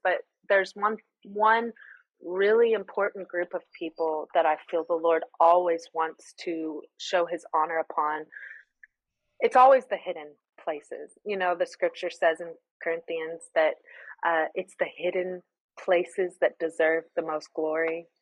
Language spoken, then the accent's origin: English; United States; moved away as an adult; now in Greece; I'm the American who orders the Americano